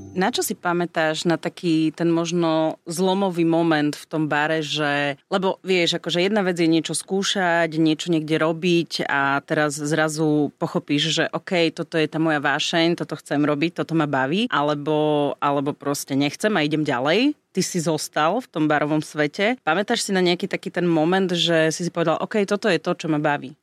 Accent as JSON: {"language": "Slovak", "town": "Pichne", "region": "Prešov Region", "country": "Slovakia", "said": "ja pochádzam z Píchny, okres Snína"}